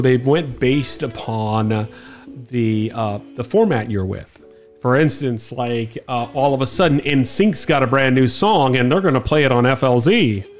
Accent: Miami, Florida, United States; I'm from Miami

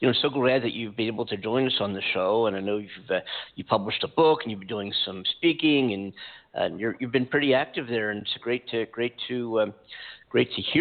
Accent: Philadelphia, Pennsylvania, United States; now in Pasadena, United States; My hometown. I'm in California. I'm from Philadelphia originally. Just outside of Philadelphia

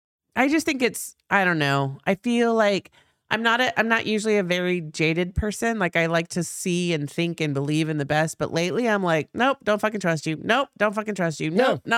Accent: United States; Because we're American.

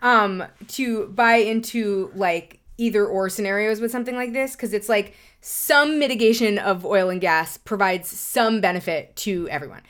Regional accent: New York City, New York, United States; I grew up in Lower Manhattan

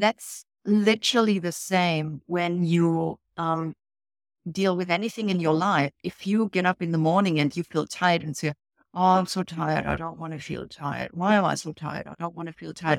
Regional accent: Germany; moved away as an adult; now in Australia; originally, years and years and years ago, I came off from Germany, and that was in a complete different career, uh, working in business. I came over for a German company

